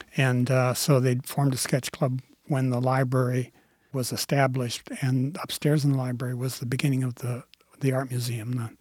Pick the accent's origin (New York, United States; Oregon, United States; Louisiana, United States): Oregon, United States; Clackamas County; I grew up in Clackamas County